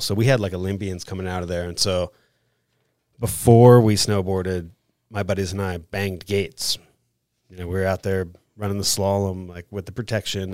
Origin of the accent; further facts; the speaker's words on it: Vermont, United States; I grew up in Vermont and lived close to Sugar Bush, which is a ski resort there in Vermont